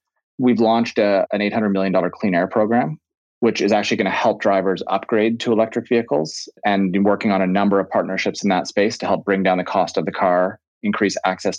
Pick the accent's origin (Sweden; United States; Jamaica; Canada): Canada; Calgary, Alberta; born there; also born or lived in Ottawa / Greater Toronto Area; So I was born in Canada. So I was actually born in Calgary and I've lived in Ottawa, have lived in the GTA.